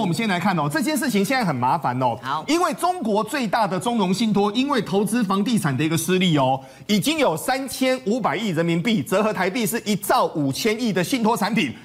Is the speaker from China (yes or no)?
no; Taiwan; 我们台湾人